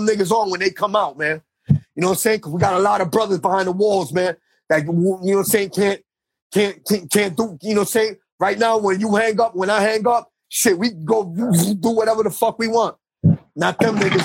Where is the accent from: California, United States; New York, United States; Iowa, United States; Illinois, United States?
New York, United States; New York City; I'm from Baruch Houses in on the Lower East Side